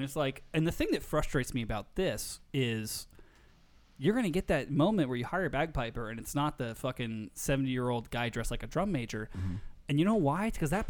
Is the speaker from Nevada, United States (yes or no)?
yes; Nevada, United States; I'm from Nevada, man. Like, it's a desert.